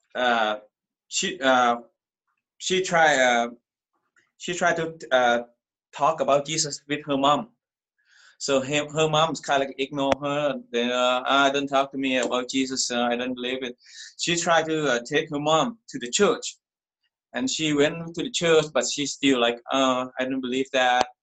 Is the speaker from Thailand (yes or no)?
yes; Thailand; I'm from Thailand. I grew up Buddhist